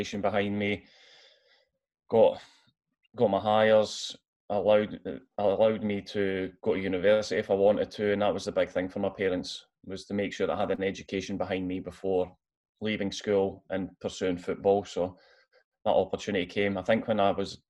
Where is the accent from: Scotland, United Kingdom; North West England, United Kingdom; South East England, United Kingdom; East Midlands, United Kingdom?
Scotland, United Kingdom; Arbroath; So I'm from Arbroath originally. So I lived there all my life up until I moved to Hearts when I was 18. So yeah, born and bred in Arbroath